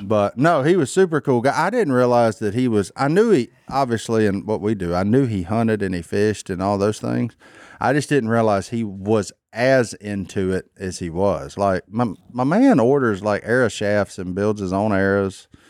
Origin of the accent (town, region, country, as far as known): Louisiana, United States